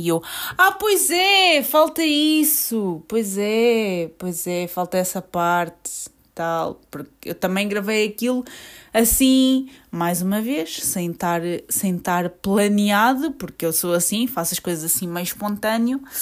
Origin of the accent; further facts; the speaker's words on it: Portugal; eu sou portuguesa, fui nascida e criada aqui